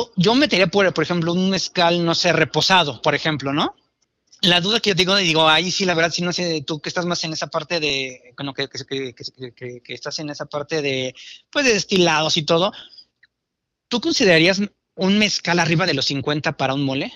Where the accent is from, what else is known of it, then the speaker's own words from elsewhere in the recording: Mexico; como cocinero mexicano